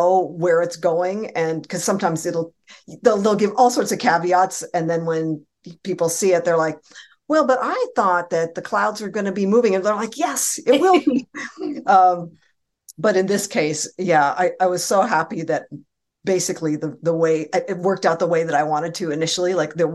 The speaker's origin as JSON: {"language": "English", "area": "Bay Area", "region": "California", "country": "United States", "said": "I'm from the Bay Area"}